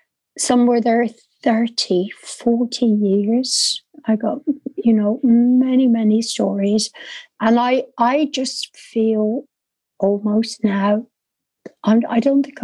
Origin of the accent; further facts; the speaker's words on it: Dublin, Leinster, Ireland; But the strangest thing for me is I'm born and bred in Dublin. My accent is so different than my family, because they were all country girls that reared us.